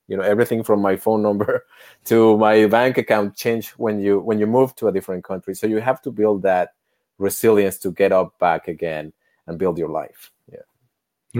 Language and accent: English; Mexico City, Mexico; moved away as an adult; also born or lived in United States; now in Canada; I was born, eh, as a privileged kid in Mexico City